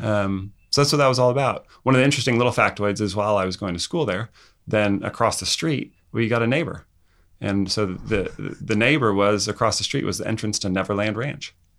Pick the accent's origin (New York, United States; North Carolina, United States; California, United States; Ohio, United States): California, United States; Santa Barbara County; from Santa Barbara County